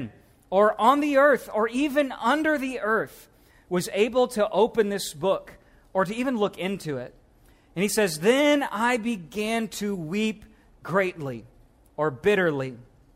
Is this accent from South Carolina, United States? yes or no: no; Missouri, United States; now in Louisiana, United States; as a Missouri boy, now I'm from the South, but then I lived in Missouri most of my life and came back down